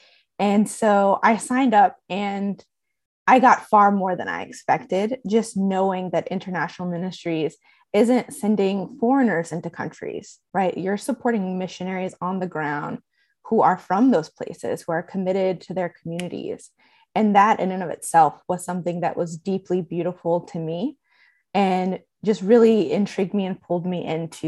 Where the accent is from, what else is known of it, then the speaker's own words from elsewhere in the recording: Seattle, Washington, United States; I am from Seattle, Washington, the great United States, and I am a second year seminary student at Palmer Theological Seminary of Eastern University.